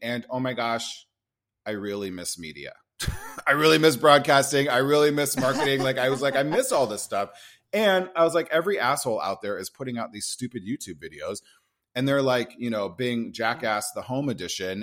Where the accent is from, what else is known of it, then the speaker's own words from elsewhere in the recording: Nebraska, United States; moved away; I grew up in Nebraska.